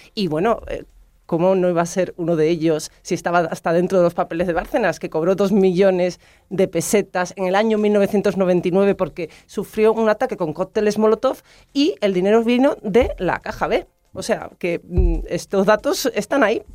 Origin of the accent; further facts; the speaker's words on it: Rota, Andalusia, Spain; mi pueblo, de Rota